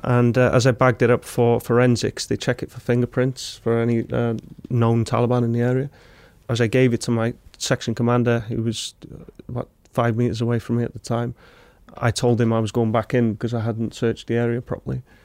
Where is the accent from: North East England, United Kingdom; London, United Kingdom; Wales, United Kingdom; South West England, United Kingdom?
Wales, United Kingdom; Wrexham; I'm from Wrexham, so I'm from the local town where it's built.